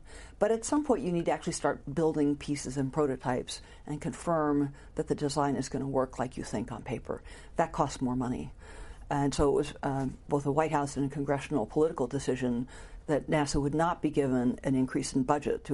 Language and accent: English; Paterson, New Jersey, United States; moved away; also born or lived in Norway / Santa Cruz, California / Houston, Texas / Washington, D.C.; I was born in Paterson, New Jersey, the northeast corner of New Jersey